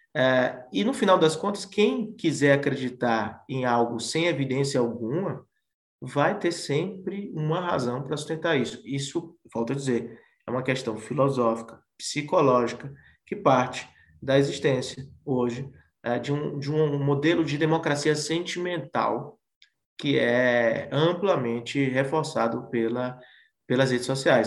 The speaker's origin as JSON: {"language": "Portuguese", "region": "Bahia", "country": "Brazil", "said": "eu sou baiano"}